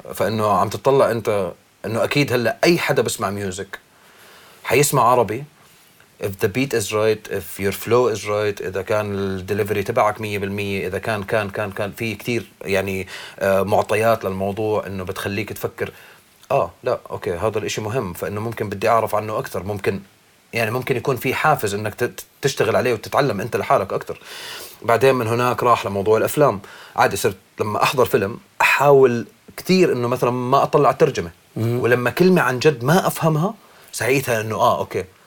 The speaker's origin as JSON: {"language": "Arabic", "town": "Irbid", "region": "Irbid Governorate", "country": "Jordan", "tie": "born or raised there", "moved": "yes", "lives_now": "Amman, Jordan", "said": "تربيت بالشمال تربيت باربد"}